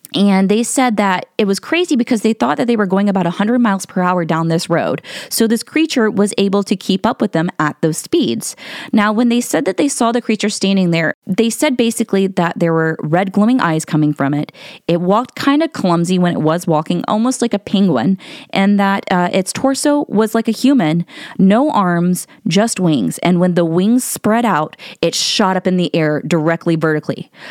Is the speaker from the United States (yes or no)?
yes; Ohio, United States; I'm from Ohio. So I live about two hours away from, uh, Point Pleasant in West Virginia